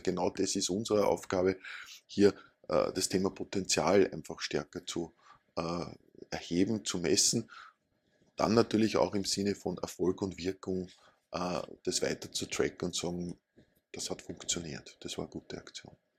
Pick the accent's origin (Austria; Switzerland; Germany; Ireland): Austria; Upper Austria; now in Vienna, Austria; Ich komme aus Oberösterreich